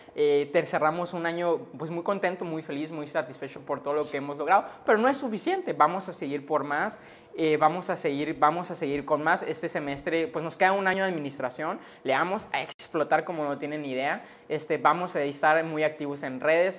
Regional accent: Sonora, Mexico; soy sonorense, soy ciudadano y pues quiero lo mejor para mi Estado

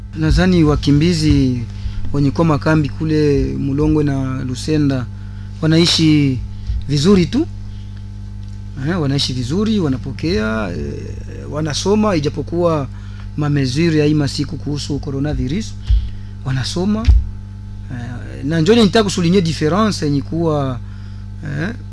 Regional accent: DR Congo; hapa kwetu Kongo, Uvira

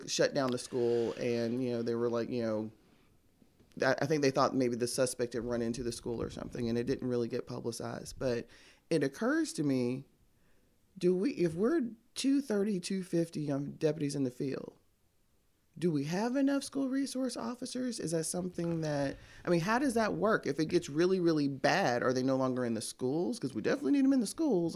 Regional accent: Tampa, Florida, United States; now in Birmingham, United States; I'm from Tampa, Cigar City

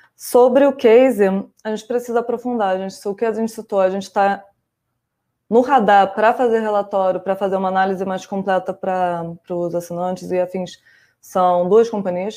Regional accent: Rio de Janeiro, Brazil; moved away; eu sou carioca, então minha família é flamenguista

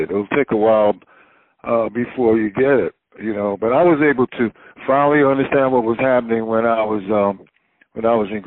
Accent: Wilmington, North Carolina, United States; I was born in Wilmington, North Carolina, and it's a seaport city

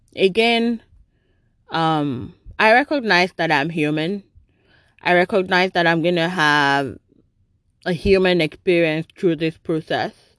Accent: Nigeria; moved away; I grew up in Nigeria

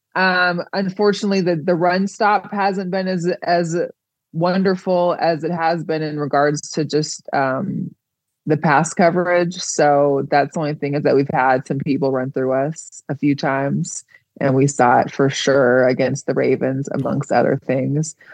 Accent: Seattle, Washington, United States; I'm from Seattle

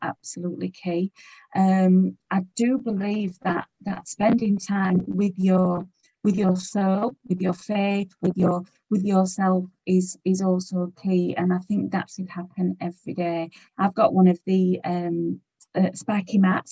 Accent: United Kingdom; we're British

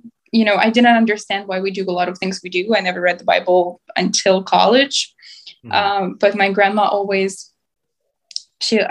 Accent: Mykolaiv, Mykolaiv Oblast, Ukraine; moved away as an adult; also born or lived in Europe; now in United States; I'm originally from Ukraine. I was born and raised in the city of Mykolaiv, which is in the southern part of Ukraine.

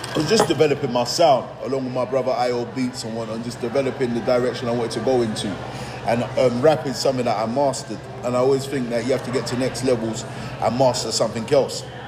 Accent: Nigeria; now in England, United Kingdom; being a Nigerian expat um, to England. Obviously, parents went, mother went to Nigeria and we were raised there

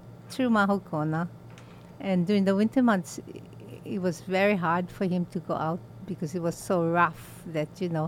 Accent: North Kohala, Hawaii, United States; I was born in North Kohala.

